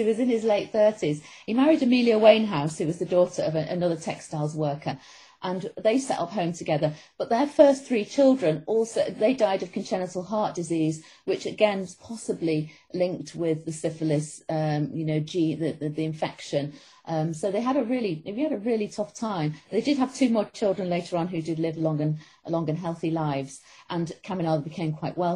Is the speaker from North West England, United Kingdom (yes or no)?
yes; Manchester, North West England, United Kingdom; moved away; where I grew up myself in Manchester.